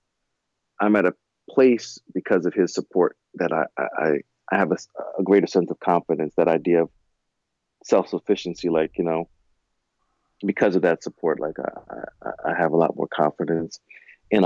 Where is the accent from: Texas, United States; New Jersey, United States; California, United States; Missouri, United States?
New Jersey, United States; Orange; I was from Orange. So, and living in East Orange.